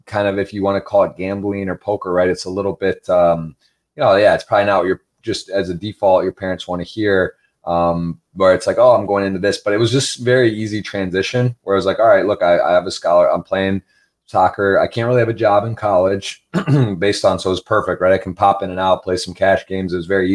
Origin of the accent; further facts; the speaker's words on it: Ann Arbor, Michigan, United States; also born or lived in South Carolina / Baltimore; I was from Ann Arbor, Michigan